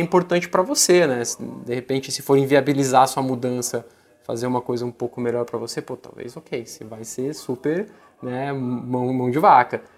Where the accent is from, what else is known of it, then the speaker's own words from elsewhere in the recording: Brasília, Federal District, Brazil; moved away as an adult; now in São Paulo, Brazil; Eu sou de Brasília